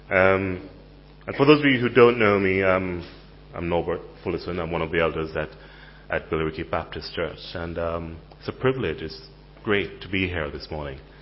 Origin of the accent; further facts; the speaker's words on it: Jamaica; moved away as an adult; also born or lived in Caribbean; now in United Kingdom; I was a Jamaican in London